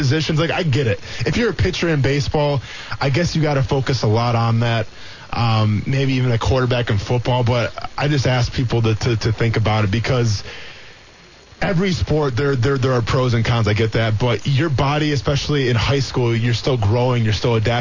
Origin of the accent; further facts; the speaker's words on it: Iola, Wisconsin, United States; moved away; growing up in Iola